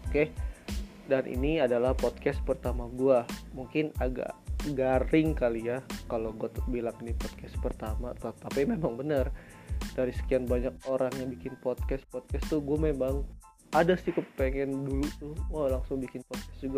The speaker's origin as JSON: {"language": "Indonesian", "town": "Bandung", "region": "West Java", "country": "Indonesia", "said": "gue dari Bandung dan gue juga mahasiswa di salah satu universitas swasta di kota Bandung."}